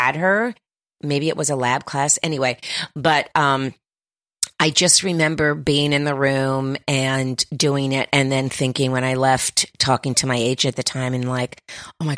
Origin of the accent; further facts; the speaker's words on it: Miami, Florida, United States; I'm from Miami, Florida